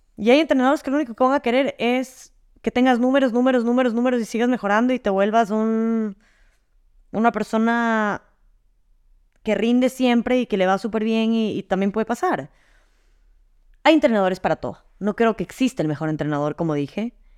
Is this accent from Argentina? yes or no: no; Ecuador; moved away; also born or lived in Madrid, Spain; regresé a Ecuador